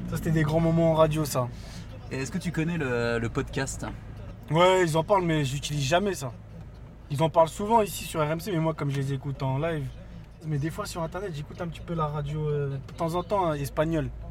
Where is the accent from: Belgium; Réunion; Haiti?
Haiti; now in France; Déjà, moi, je suis haïtien.